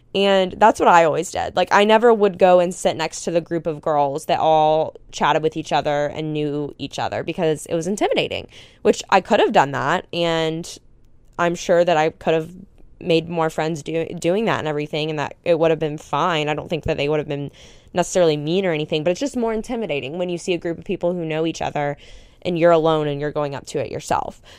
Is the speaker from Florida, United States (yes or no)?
yes; Panama City Beach, Florida, United States; moved away as an adult; also born or lived in Tuscaloosa / Houston; growing up in Panama City Beach, which is just, like, a tourist town